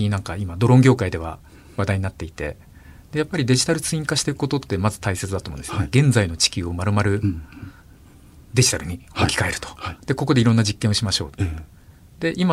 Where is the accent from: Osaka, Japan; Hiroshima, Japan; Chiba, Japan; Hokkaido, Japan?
Chiba, Japan; 僕千葉なんですけど